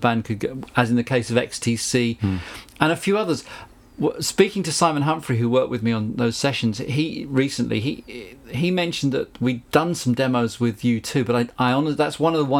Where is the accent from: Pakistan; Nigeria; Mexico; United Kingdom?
United Kingdom; London; accent: South; also born or lived in Hampstead, London; I was born in Hampstead in London, and we lived in Muswell Hill.